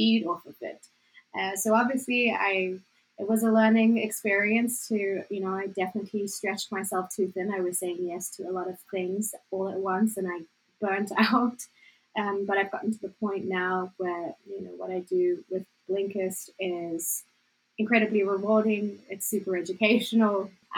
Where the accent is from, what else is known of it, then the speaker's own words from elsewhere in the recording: South Africa; accent: South African; My accent's ever changing, thanks to Jill. But I used to have more of a South African accent. Now it just sounds more and more American because I spent all my time there.